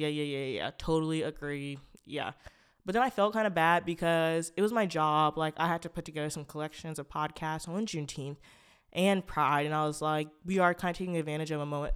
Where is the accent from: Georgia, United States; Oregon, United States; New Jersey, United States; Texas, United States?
Oregon, United States; Portland; a Black person who's from Portland, Oregon